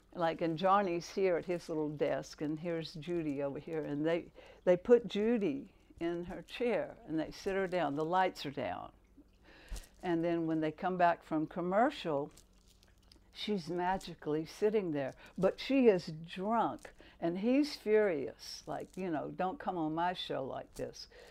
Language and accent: English; Albany, Georgia, United States; growing up in Albany, it, you know, it was a tranquil little town